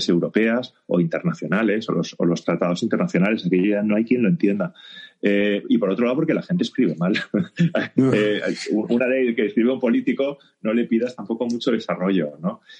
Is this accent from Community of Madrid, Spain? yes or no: no; Barcelona, Catalonia, Spain; Yo soy de Barcelona